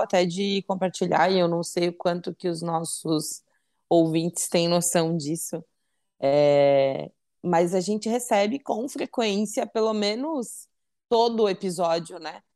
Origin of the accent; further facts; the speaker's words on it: Santa Catarina, Brazil; sou de Santa Catarina, noiva, 31 anos, mulher